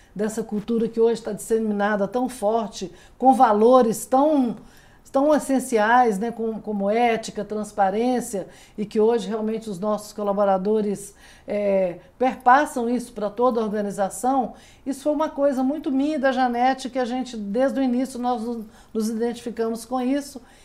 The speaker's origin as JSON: {"language": "Portuguese", "town": "Belo Horizonte", "region": "Minas Gerais", "country": "Brazil", "moved": "as an adult", "lives_now": "Brasília, Brazil", "said": "eu sou mineira, né, vim de Belo Horizonte"}